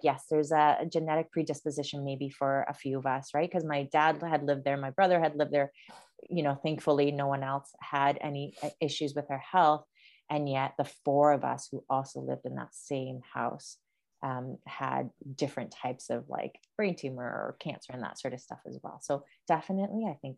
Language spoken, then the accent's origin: English; Asunción, Paraguay; moved away; also born or lived in Brazil; grew up in South America. So I was born in Brazil, but lived in Paraguay for 9 years. But the location where we lived in Asunción, and it's like the capital city of Paraguay